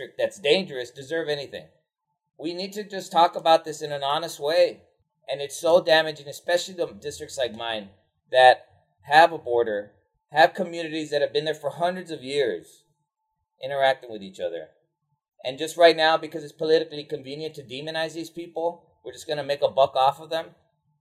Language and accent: English; Laredo, Texas, United States; also born or lived in San Antonio; I'm from Laredo, Texas